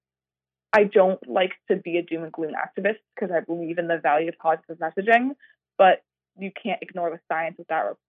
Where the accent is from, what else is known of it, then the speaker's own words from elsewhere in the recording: Yarmouth, Maine, United States; So I grew up in Maine, in Yarmouth, Maine